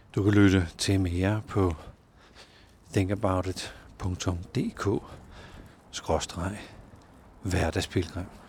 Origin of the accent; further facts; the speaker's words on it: Denmark; vi har ret meget frihed som danskere